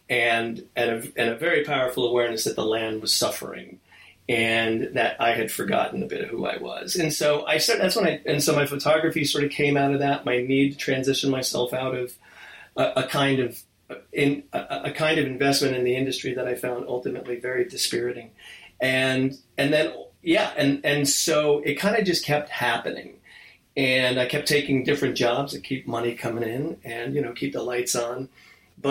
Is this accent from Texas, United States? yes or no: no; New Jersey, United States; moved away; growing up in New Jersey